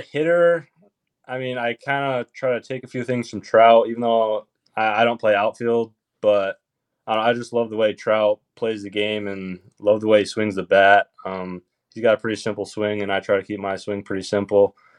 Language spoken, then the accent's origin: English; Michigan, United States; I'm from Michigan